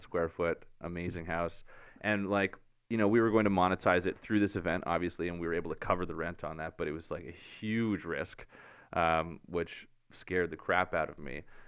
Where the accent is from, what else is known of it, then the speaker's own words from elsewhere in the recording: Barrie, Ontario, Canada; moved away as an adult; also born or lived in Hollywood Hills, Los Angeles; I'm from Barrie